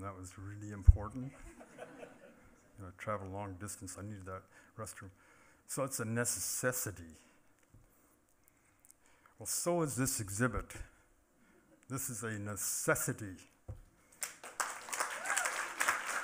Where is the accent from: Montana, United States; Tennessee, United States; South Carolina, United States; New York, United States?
Montana, United States; Confederated Salish and Kootenai Tribes; I'm from the Confederated Salish and Kootenai tribes